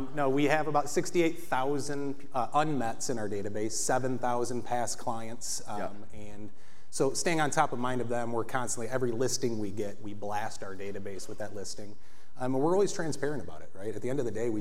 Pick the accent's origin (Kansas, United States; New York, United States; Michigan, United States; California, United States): Michigan, United States; Dowagiac; moved away as an adult; also born or lived in Detroit, Michigan; now in Royal Oak, United States; I'm from Metro Detroit, originally from a small town in southwest Michigan called Dowagiac, Michigan.